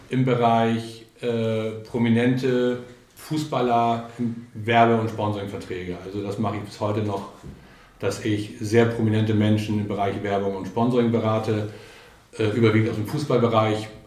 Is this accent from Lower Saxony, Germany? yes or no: yes; Buchholz in der Nordheide, Lower Saxony, Germany; also born or lived in Berlin; Ich komme ja hier aus der Gegend. Ich bin äh, 1967 mit meinen Eltern aus Berlin hierher gezogen und mein Vater war hier Zahnarzt in Buchholz in der Nordheide und hier bin ich aufgewachsen